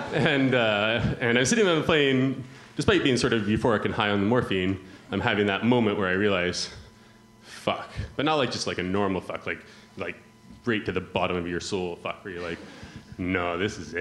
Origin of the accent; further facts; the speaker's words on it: Yukon, Canada; moved away as an adult; now in Bristol, United Kingdom; You can probably tell from my accent that I'm not from around here. I come from northern Canada, close to Alaska, a place called the Yukon.